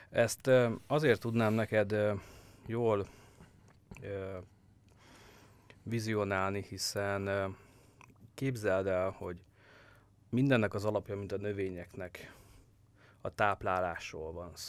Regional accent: Great Hungarian Plain, Hungary; Nézd, én alföldi gyerek vagyok, nekem nem áll messze a puszta és a fű látványa

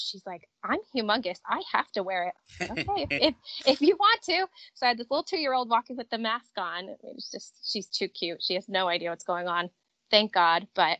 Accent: Connecticut, United States; also born or lived in Washington, D.C. / Louisville, Kentucky; Yep, I was born and raised in Connecticut.

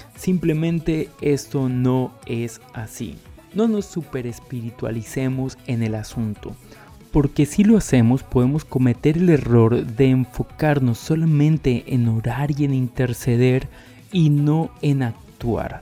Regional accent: Colombia

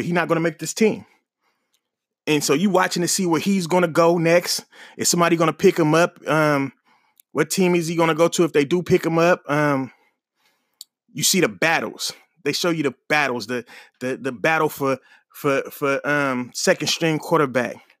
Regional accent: Oakland, California, United States; moved away; born and raised in Oakland

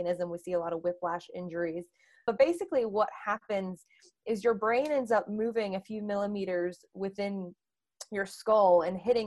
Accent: North Carolina, United States; moved away as an adult; also born or lived in Delaware; now in Boston, United States; I am originally from North Carolina.

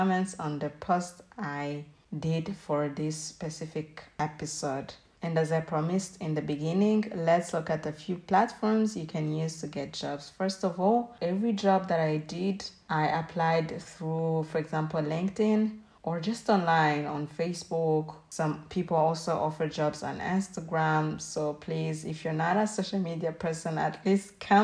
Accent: Rwanda; moved away as an adult; I may have worked in Rwanda, my home country, as a waitress

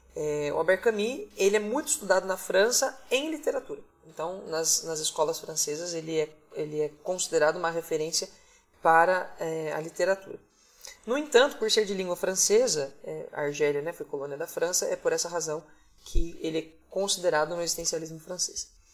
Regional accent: Caieiras, São Paulo, Brazil; Só nasci ali e logo vim para Caieiras com três dias de, de vida e vivi a vida inteira na mesma casa, na Vila Rosina

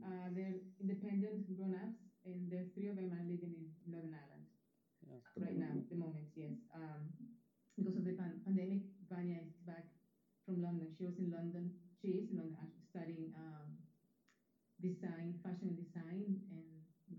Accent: Dominican Republic; English is a second language; moved away as an adult; I was born and raised in the Dominican Republic

